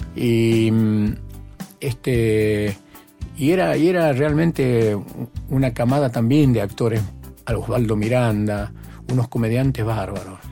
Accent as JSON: {"language": "Spanish", "region": "Tucumán", "country": "Argentina", "tie": "born or raised there", "also_born_or_lived": "Buenos Aires", "moved": "yes", "said": "yo desde chico, desde chico empecé a trabajar en mi pueblo y entre esos trabajos lustraba zapatos"}